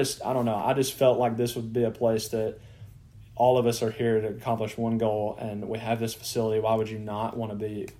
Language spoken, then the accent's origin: English; Golden, Mississippi, United States; moved away as an adult; now in Memphis, United States; I grew up in Golden, Mississippi